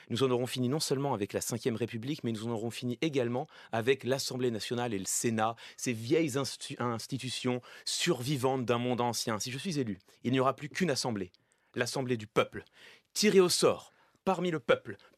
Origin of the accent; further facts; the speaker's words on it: France; des thèmes qui nous concernent toutes et tous en tant que Français, précisément.